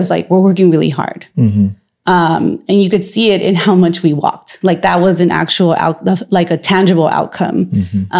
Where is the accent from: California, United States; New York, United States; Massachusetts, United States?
California, United States; Los Angeles; now in San Francisco, United States; I'm from LA. I go home like at least once a month.